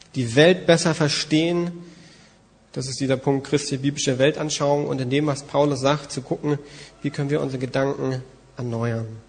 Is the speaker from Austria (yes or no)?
no; Germany; Als Deutsche